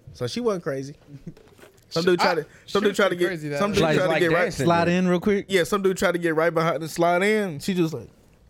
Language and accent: English; Louisiana, United States; moved away; I'm from Louisiana. I'm from Louisiana.